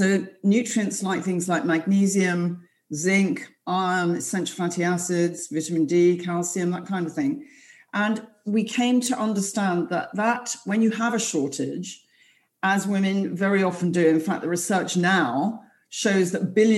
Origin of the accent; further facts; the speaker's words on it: London, United Kingdom; I'm from London